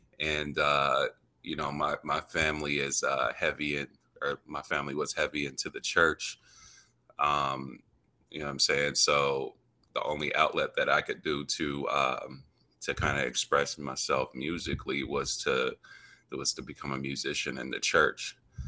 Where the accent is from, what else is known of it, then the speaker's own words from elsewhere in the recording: Phoenix, Arizona, United States; I'm from Phoenix.